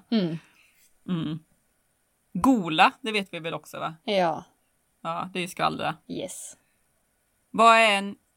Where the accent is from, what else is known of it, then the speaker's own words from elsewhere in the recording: Borås, Västra Götaland, Sweden; Nej, jag är ju inte från Göteborg